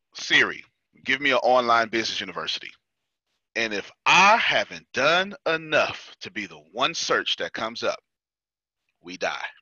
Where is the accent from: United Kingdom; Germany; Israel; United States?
United States; Texas; I'm from Texas